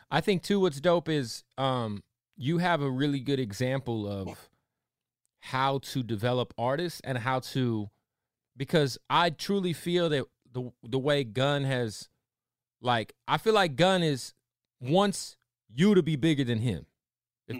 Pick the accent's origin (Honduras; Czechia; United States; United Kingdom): United States; Arizona; I'm a Cardinals fan. I'm from Arizona